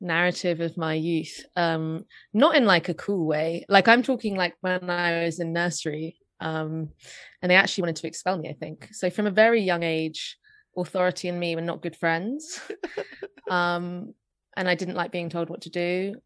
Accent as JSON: {"language": "English", "region": "London", "country": "United Kingdom", "tie": "born or raised there", "said": "I grew up in North London"}